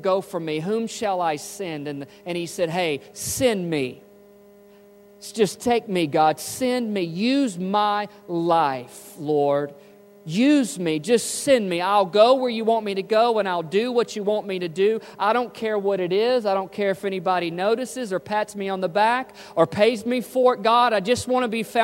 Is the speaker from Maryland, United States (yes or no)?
no; Memphis, Tennessee, United States; moved away; I was from Memphis